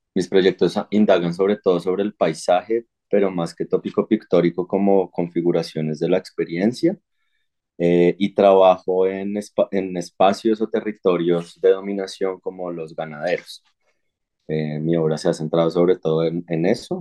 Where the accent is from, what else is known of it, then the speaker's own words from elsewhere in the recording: Sogamoso, Boyacá, Colombia; now in Bogotá, Colombia; yo nací en Sogamoso, en Boyacá